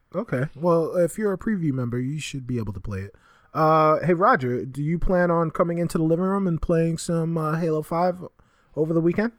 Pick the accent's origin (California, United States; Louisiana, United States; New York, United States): New York, United States; New York City; the Bronx-born resident on this show